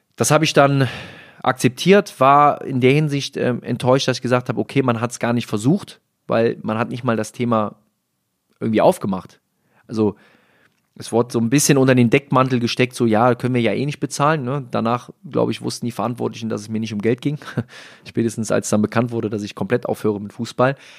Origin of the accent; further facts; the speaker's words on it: Rhineland, Germany; Als Rheinländer